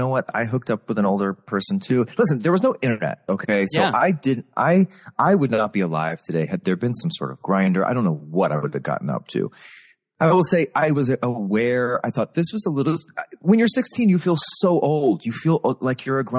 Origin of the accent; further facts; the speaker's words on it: San Antonio, Texas, United States; moved away as an adult; performing at Six Flags was in my hometown. That's all I knew. There was no Broadway, you know? And this was Texas, right? This is Texas, San Antonio